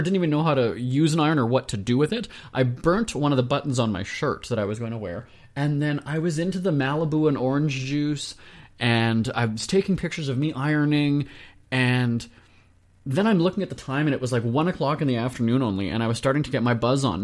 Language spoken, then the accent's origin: English; Winnipeg, Manitoba, Canada; I'm a guy from Winnipeg